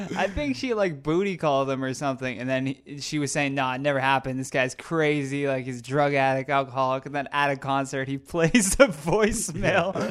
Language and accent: English; Brockville, Ontario, Canada; I grew up in such a small town